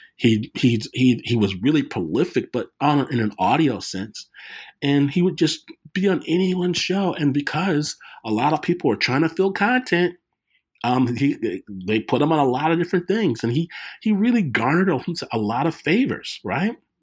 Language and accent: English; Detroit, Michigan, United States; me growing up in Detroit